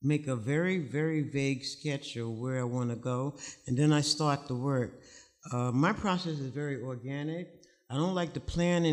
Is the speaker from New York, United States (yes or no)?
yes; New York City, New York, United States; was born and raised in Harlem, and this is the early 60s